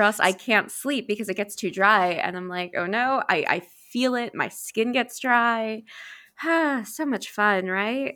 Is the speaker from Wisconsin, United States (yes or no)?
no; New York, United States; I'm from New York